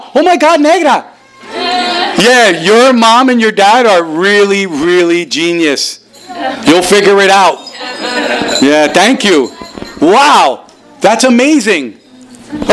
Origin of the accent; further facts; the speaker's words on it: New Jersey, United States; also born or lived in Caribbean; I grew up in New Jersey.